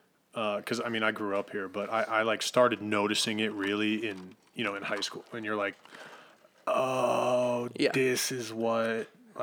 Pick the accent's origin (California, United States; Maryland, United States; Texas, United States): Maryland, United States; Potomac; I'm from Churchill.